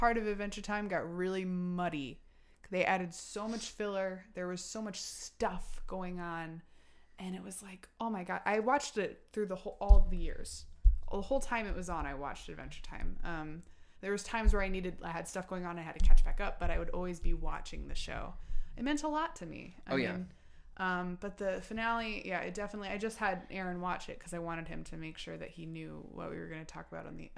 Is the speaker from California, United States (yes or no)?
no; Westchester County, New York, United States; moved away; I am from Westchester, and I wear it